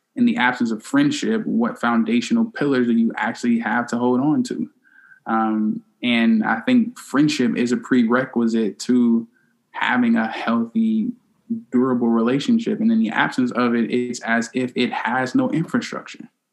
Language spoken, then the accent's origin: English; Chicago, Illinois, United States; We both are from Chicago, and the only difference from uh, where we grew up in Chicago is that I'm a South Sider